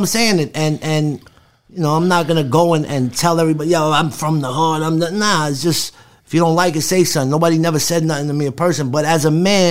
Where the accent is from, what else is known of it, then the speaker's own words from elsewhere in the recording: New York, United States; when you grow up around, in New York, there's no neighborhoods that's just one race